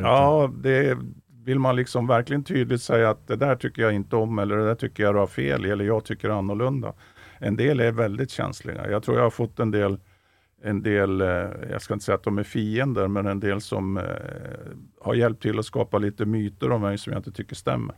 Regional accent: central or southern Norrland, Sweden; Jag är ju norrlänning som han, fast jag kommer från, från mellersta Norrland eller till och med södra Norrland

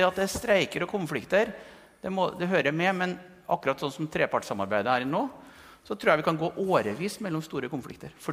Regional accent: Malm, Trøndelag, Norway; jeg er fra Malm, Malm i Nord-Trøndelag, et gruvesamfunn. Så jeg, jeg kommer jo fra bygda, men jeg vokste opp i et industrisamfunn

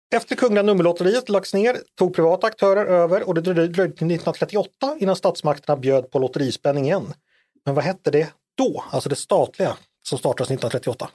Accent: Danderyd, Stockholm County, Sweden; Jag föddes ju tyvärr på Danderyds sjukhus och inte på Sahlgrenska

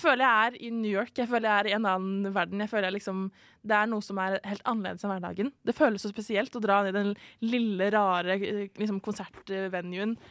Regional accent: Norway; hjemlandet mitt Norge

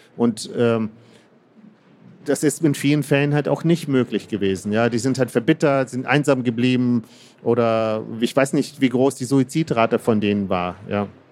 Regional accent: Kazakhstan; moved away; ich bin in Kasachstan ähm, geboren

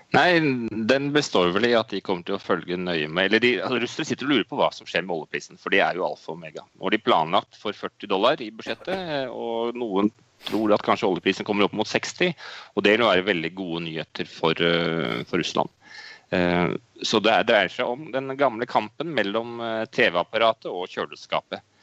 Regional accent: Norway; moved away as an adult; now in Moscow, Russia; hjemme i Norge

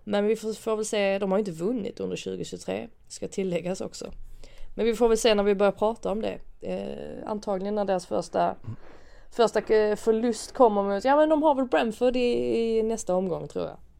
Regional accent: Sweden; man som svensk

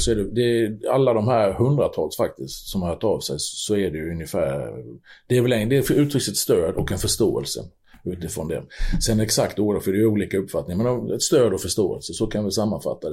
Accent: Sweden

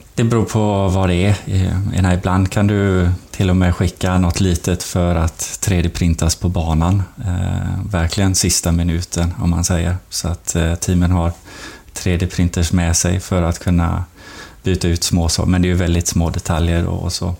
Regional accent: Sweden; moved away; som svensk

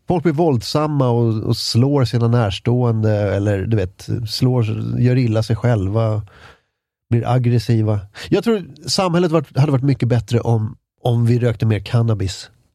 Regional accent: Ösmo, Stockholm County, Sweden; also born or lived in Lidingö; en milstolpe i min uppväxt var när vi flyttade från, från Ösmo, som ligger eh, i, i närheten av Nynäshamn

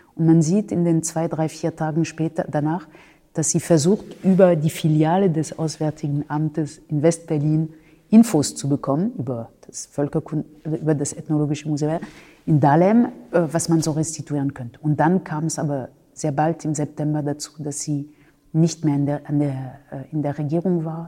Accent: France; moved away as an adult; now in Germany; Ich habe äh, in Frankreich äh, mein Abitur gemacht

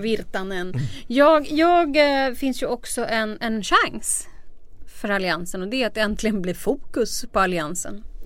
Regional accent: Stockholm, Stockholm County, Sweden; jag kommer ju från Stockholms innerstad

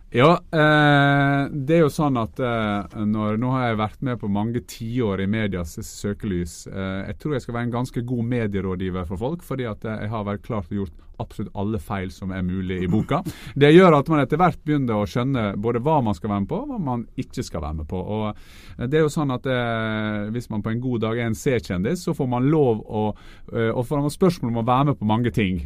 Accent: Norway; vi som nordmenn

